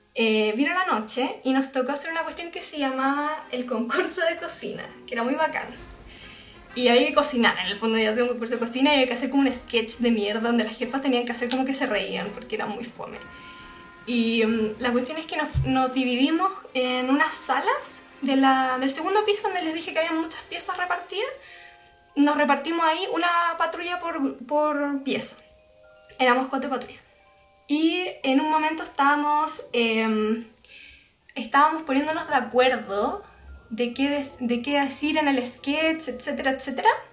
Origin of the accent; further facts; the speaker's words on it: Santiago, Santiago Metropolitan Region, Chile; como santiaguinas